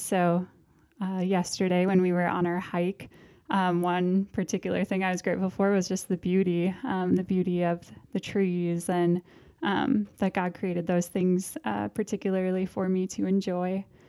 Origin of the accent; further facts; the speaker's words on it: Park Rapids, Minnesota, United States; also born or lived in Moorhead, Minnesota; now in Duluth, United States; I am from Park Rapids, Minnesota. So west of here, Lakes Country